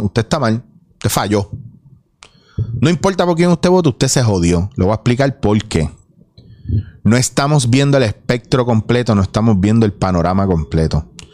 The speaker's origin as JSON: {"language": "Spanish", "country": "Puerto Rico", "said": "como puertorriqueños"}